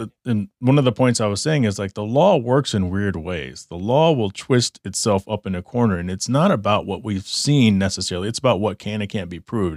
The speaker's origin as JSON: {"language": "English", "region": "Texas", "country": "United States", "tie": "born or raised there", "also_born_or_lived": "Michigan", "moved": "as an adult", "lives_now": "Arizona, United States", "said": "I grew up in Texas."}